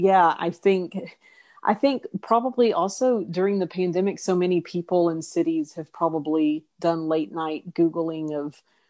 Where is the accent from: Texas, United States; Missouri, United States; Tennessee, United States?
Texas, United States; East; moved away; also born or lived in Austin / Los Angeles; I grew up in East Texas in the small town in which the novel set, but I've lived in Austin and Los Angeles and urban places for so long